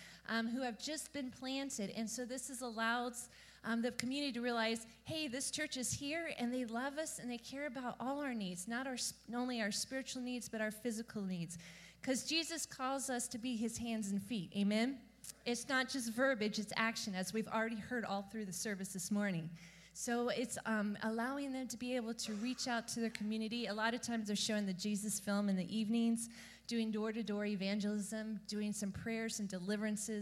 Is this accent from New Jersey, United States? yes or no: no; Columbus, Ohio, United States; I grew up in Columbus, Ohio